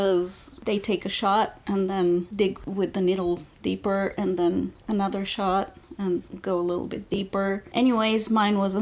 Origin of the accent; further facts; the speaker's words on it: Bulgaria; now in United States; I was born in Bulgaria and I was there